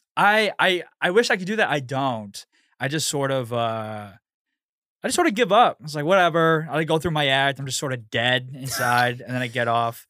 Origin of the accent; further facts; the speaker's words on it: Houston, Texas, United States; moved away as an adult; also born or lived in Pasadena, Texas; now in New York, United States; born and raised in Houston, and then I moved to New York, uh, almost a year ago